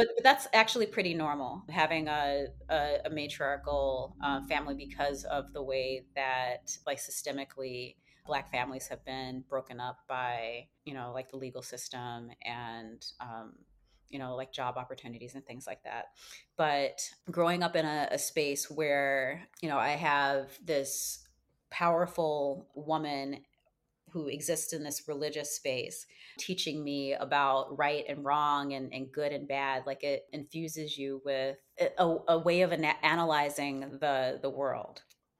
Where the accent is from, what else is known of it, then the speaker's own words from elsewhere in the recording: Chicago, Illinois, United States; So my spiritual roots, so I was raised in Chicago in a Baptist family. My grandmother came here from the South when she was about a teenager, so probably in the 50s.